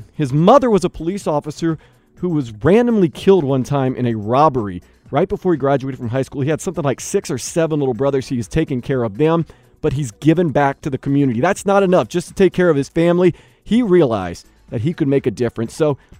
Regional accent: Louisiana, United States; now in South Florida, United States; when I was growing up in Louisiana

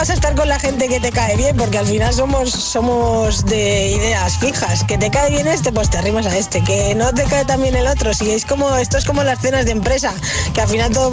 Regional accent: Valencia, Valencian Community, Spain; de Valencia

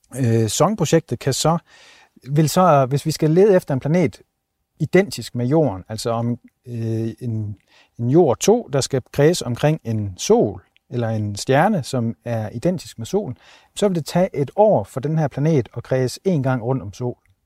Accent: Denmark; moved away; hjemme i Danmark

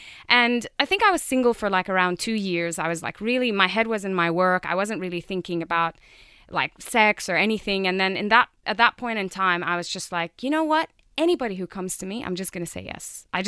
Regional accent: Jordan; I'm from Jordan. Knows. Yes, it's in the Middle East if you don't know where it is.

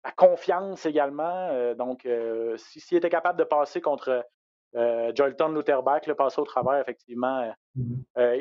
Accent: Quebec, Canada; chez nous au Québec

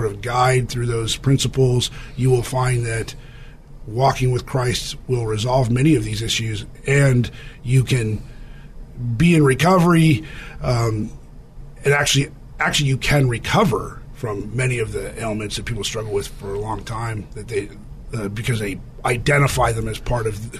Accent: California, United States; I was from California, came back to California

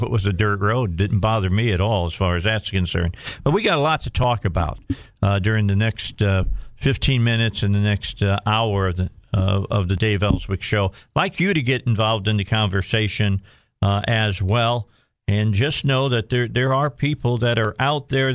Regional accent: Lake Station, Indiana, United States; also born or lived in Gary, Indiana / Hammond, Indiana; now in Arkansas, United States; I was born in Gary, Indiana, just so everybody knows, okay, and raised in Lake Station, and then we moved to Hessville

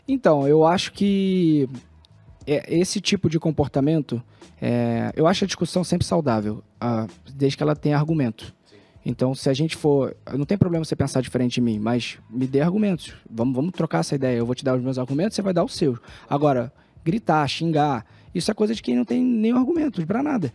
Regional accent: Rio de Janeiro, Brazil; de onde eu fui criado

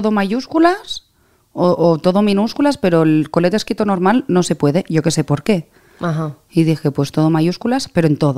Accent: Catalonia, Spain; also born or lived in Greece; No, pero me crié en Grecia.

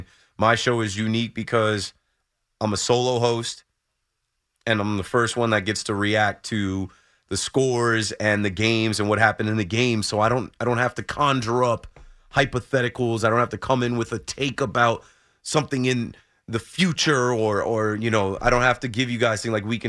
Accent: United States; Just acknowledge that Black people are a part of all of this great country, man. I'm an American just like you.

